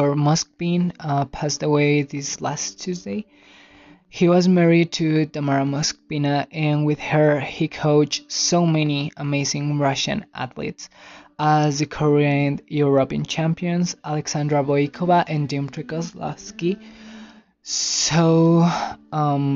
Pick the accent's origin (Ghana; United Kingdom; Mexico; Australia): Mexico; English is a second language; I'm Mexican, so English is not my first language